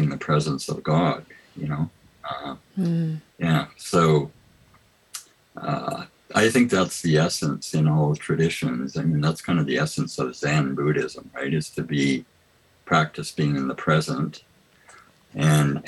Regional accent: Canada; I grew up in the United Church of Canada, which is a very liberal church

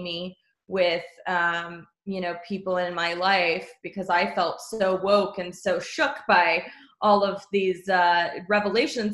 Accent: Texas, United States; moved away; I am from Texas originally

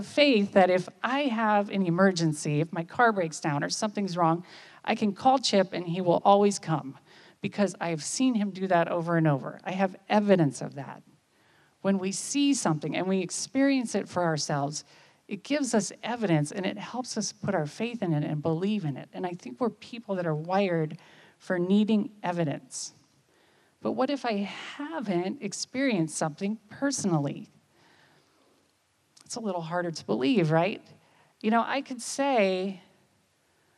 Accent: United States; I'm from America

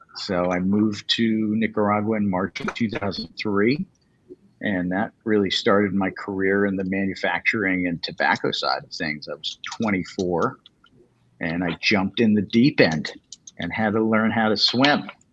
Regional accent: Connecticut, United States; growing up in Connecticut

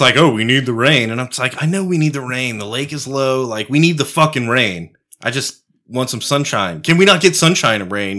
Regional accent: Texas, United States; I'm a Texan.

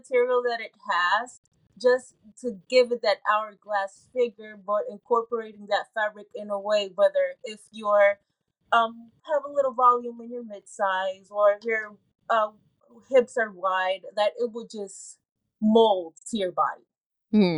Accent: Puerto Rico; moved away; I was growing up in Puerto Rico

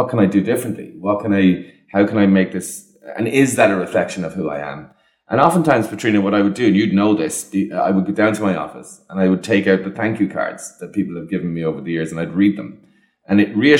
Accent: Ireland; as Irish people

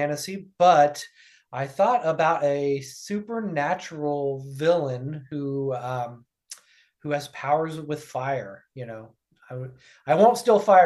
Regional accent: Ohio, United States; Ohio, which is my home state.

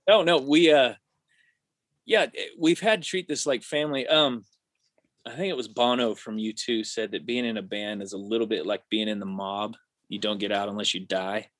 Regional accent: Missouri, United States; we grew up in Missouri together

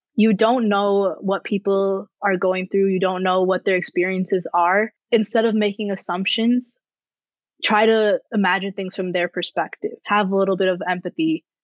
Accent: Rochester, United States; my hometown in, in Rochester

